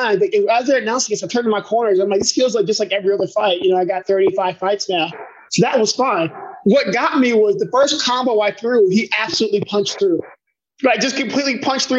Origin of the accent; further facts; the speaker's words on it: Cincinnati, Ohio, United States; I grew up in Cincinnati, Ohio. I was born and raised